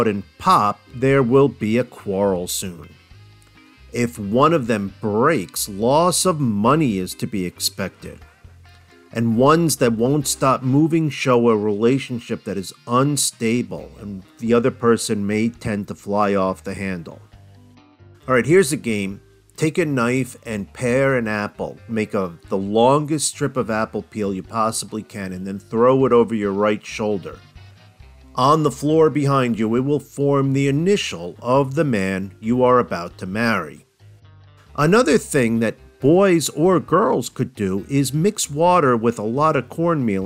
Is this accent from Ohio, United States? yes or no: no; New Jersey, United States; moved away; also born or lived in the South; when I moved to the South from New Jersey